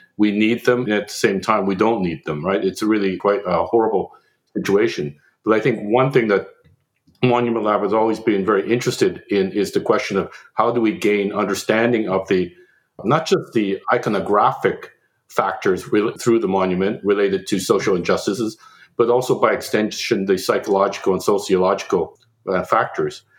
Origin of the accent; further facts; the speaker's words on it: Canada; now in United States; as a Canadian